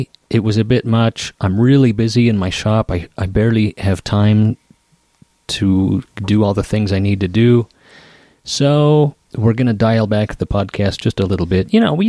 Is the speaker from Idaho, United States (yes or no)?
yes; Idaho Falls, Idaho, United States; moved away as an adult; also born or lived in Seattle; I moved from Seattle to my hometown in Idaho Falls